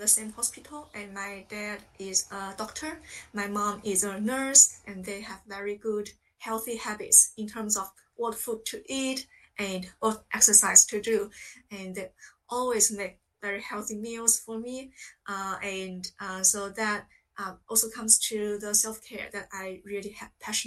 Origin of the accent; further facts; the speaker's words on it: China; English is a second language; moved away as an adult; now in United Kingdom; I grew up in China.